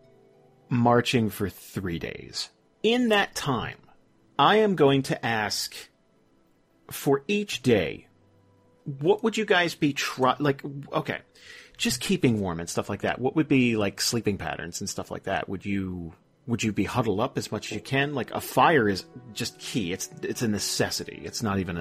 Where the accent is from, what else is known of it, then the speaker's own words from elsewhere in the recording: Northeast, United States; I'm from the Northeast